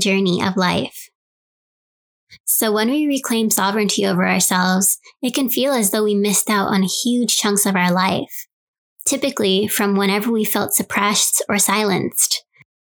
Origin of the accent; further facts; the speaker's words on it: New York City, New York, United States; moved away; my hometown, New York City